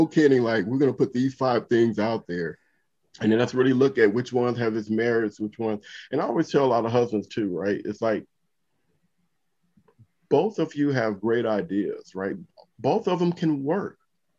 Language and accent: English; Compton, California, United States; growing up in Compton